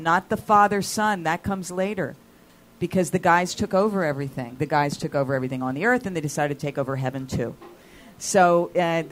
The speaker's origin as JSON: {"language": "English", "region": "East Coast", "country": "United States", "moved": "yes", "lives_now": "Los Angeles, United States", "said": "I'm from the East Coast."}